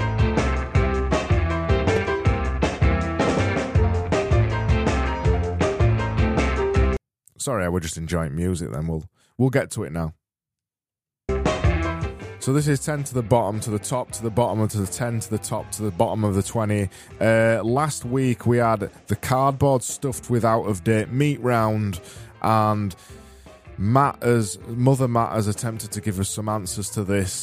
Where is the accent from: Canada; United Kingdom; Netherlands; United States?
United Kingdom; me being British